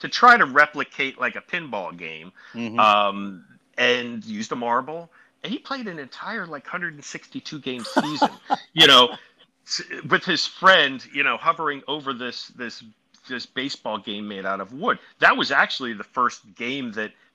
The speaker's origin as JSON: {"language": "English", "town": "Philadelphia", "region": "Pennsylvania", "country": "United States", "said": "I'm from the Philly area pretty much for the last 400 years"}